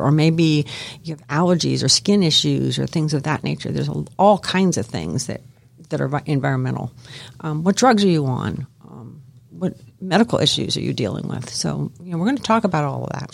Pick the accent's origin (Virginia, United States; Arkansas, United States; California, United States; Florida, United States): Florida, United States; Miami; I grew up in Miami, Florida